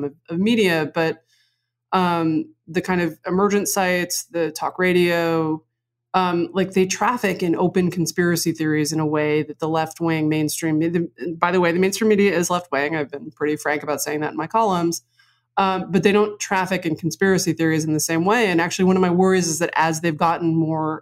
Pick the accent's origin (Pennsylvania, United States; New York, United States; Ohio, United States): New York, United States; New York City; I grew up on the Upper West Side.